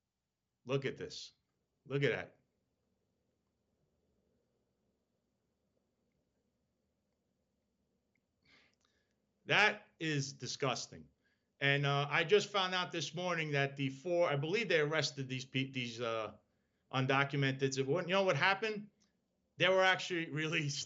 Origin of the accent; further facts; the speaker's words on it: New York City, New York, United States; I was born in Brooklyn.